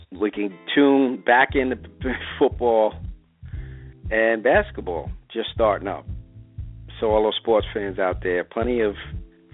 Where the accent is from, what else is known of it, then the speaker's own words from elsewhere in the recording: New York, United States; I'm a New Yorker